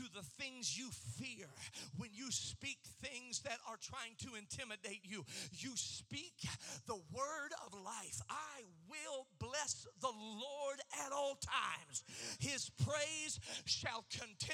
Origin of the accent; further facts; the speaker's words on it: Kokomo, Indiana, United States; I grew up in Kokomo, Indiana